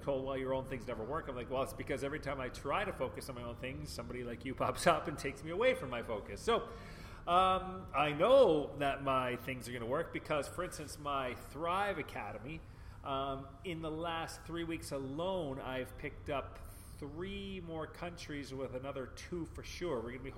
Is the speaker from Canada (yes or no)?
yes; Vancouver, British Columbia, Canada; moved away; also born or lived in Hong Kong; Vancouver, Canada. I can tell people, if I was to go back to Canada, it would be Vancouver. That's my hometown. I keep my driver's license from Vancouver.